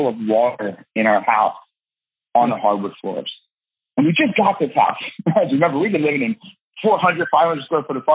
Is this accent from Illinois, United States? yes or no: no; New Jersey, United States; I'm from Jersey and I'm Italian.